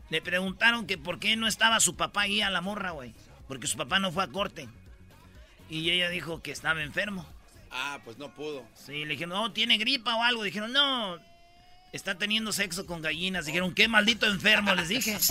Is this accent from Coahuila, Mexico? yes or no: no; Jiquilpan, Michoacán, Mexico; born or raised there; moved away